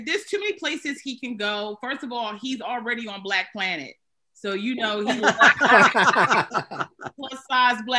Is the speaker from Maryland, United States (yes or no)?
yes; Maryland, United States; moved away as an adult; now in New York, United States; I'm from Maryland because I think I have such a New York vibe. But I mean, I've been here like 20 years